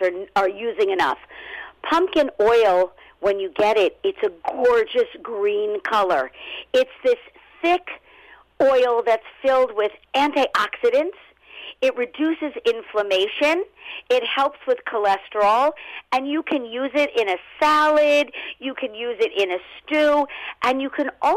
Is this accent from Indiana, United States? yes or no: no; Los Angeles, California, United States; also born or lived in Brooklyn, New York; now in New York, United States; originally, I'm from Los Angeles, born and raised, but I was transplanted to New York.